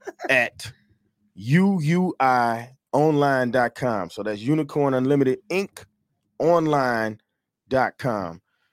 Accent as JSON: {"language": "English", "town": "Detroit", "region": "Michigan", "country": "United States", "tie": "born or raised there", "said": "I'm from the east side of Detroit, y'all."}